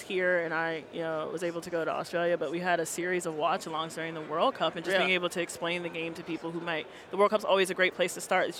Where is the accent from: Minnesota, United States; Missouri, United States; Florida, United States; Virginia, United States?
Virginia, United States; Petersburg; moved away as an adult; also born or lived in Delaware / Washington State; now in Los Angeles, United States; I'm originally from Petersburg, Virginia, which is about 25 minutes south of Richmond.